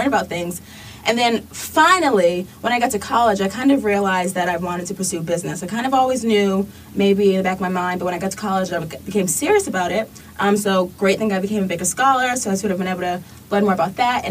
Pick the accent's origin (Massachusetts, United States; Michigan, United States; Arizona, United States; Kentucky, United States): Massachusetts, United States; Boston; I was from Boston